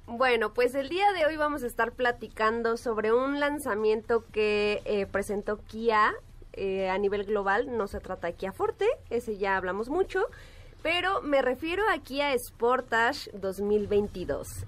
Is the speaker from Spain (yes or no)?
no; Mexico